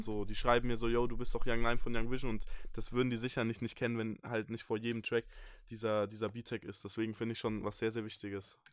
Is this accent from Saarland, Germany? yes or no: no; Bamberg, Bavaria, Germany; ich komme aus Bayern, aus dem wunderschönen Franken, ähm, aus Bamberg, einer kleinen Stadt